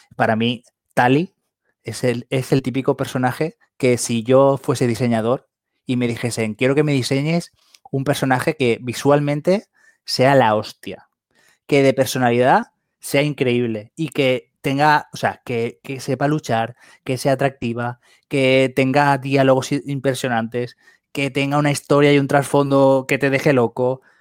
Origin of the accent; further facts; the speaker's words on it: Valencia, Valencian Community, Spain; aquí en Valencia, que aquí la mayoría del programa somos de Valencia